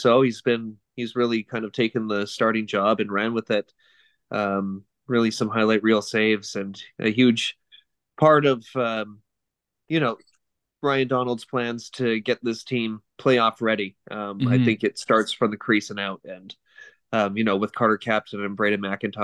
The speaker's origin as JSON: {"language": "English", "town": "Burnaby", "region": "British Columbia", "country": "Canada", "tie": "born or raised there", "said": "Growing up in a populous area like Vancouver, Burnaby"}